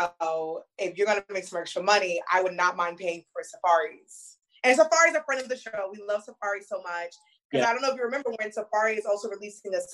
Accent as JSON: {"language": "English", "region": "New York", "country": "United States", "said": "I'm from New York"}